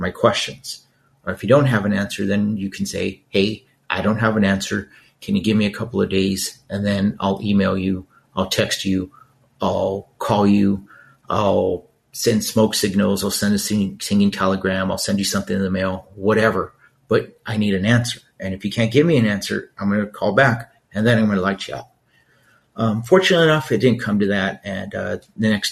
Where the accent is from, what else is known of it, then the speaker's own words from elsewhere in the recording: Los Angeles, California, United States; growing up in East LA, there were really no role models